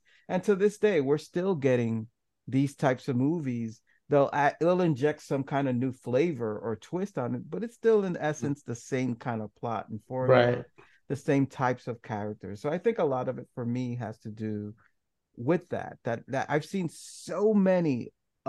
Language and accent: English; New York City, New York, United States; I grew up in New York City in a certain ghetto